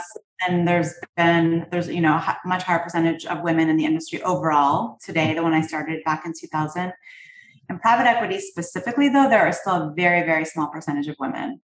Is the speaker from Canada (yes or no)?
yes; Canada; I'm from Canada